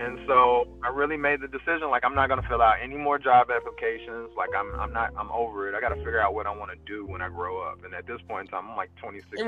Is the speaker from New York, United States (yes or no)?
no; Fairburn, Georgia, United States; I grew up south of Atlanta in a city called Fairburn, Georgia